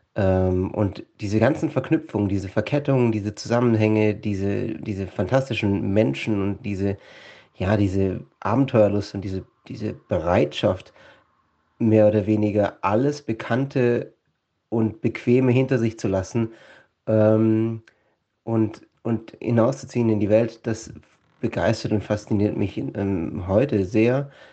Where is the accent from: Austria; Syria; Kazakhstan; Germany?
Germany; Villingen-Schwenningen, Baden-Württemberg; moved away as an adult; now in Svalbard, Norway; Ich komme ursprünglich mal aus Villingen-Schwenningen im schönen Schwarzwald im Südwesten Deutschlands. Ähm, bin dort aufgewachsen, zur Schule gegangen